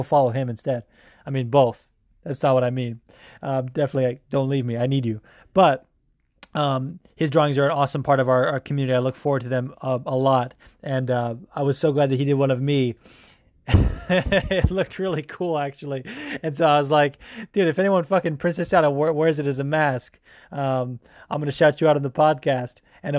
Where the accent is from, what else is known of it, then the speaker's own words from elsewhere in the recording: California, United States; And I'm from California.